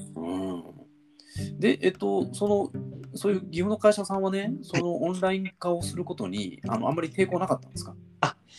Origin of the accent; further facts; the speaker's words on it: Sakai, Osaka, Japan; moved away as an adult; now in Tokyo, Japan; 僕たちのねあの地元の大阪の堺市